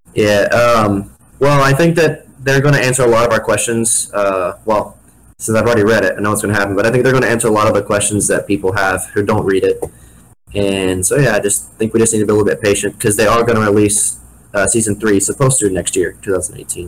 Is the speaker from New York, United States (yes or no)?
no; Missouri, United States; I'm the kid from Missouri